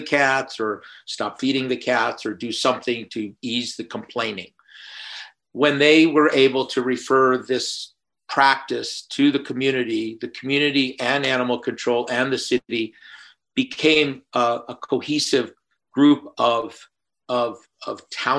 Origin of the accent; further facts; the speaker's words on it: Midwest, United States; born there; also born or lived in Florida; We didn't see that many cats back in the Midwest where I was born and off in Florida.